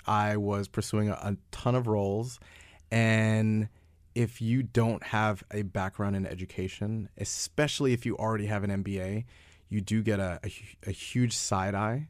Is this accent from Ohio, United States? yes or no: no; New York, United States; I'm from New York